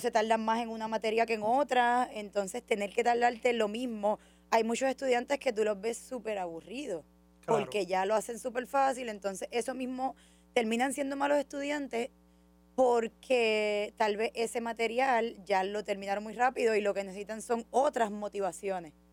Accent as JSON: {"language": "Spanish", "town": "Orocovis", "country": "Puerto Rico", "tie": "born or raised there", "said": "mi trasfondo académico empieza en Orocovis, en la montaña, en el río"}